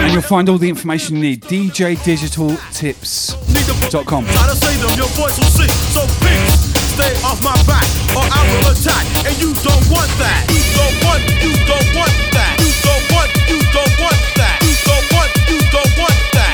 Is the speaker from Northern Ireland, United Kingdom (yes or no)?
no; Southampton, South East England, United Kingdom; I come from Southampton, so in the next suburb from me